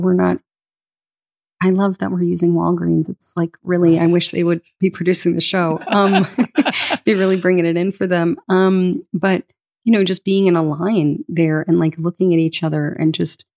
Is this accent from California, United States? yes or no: no; Boca Raton, Florida, United States; Grew up on the water in a small surf town called Boca Raton